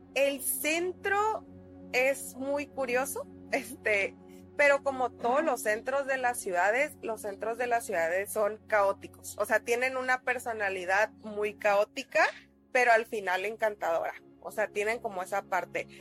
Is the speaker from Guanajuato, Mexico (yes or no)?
no; Tijuana, Baja California, Mexico; como buenos tijuanenses